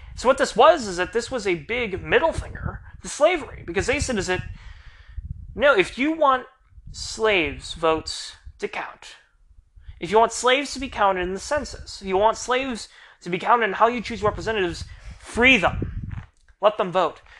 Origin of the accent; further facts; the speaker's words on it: United States; also born or lived in Florida; We, as the American people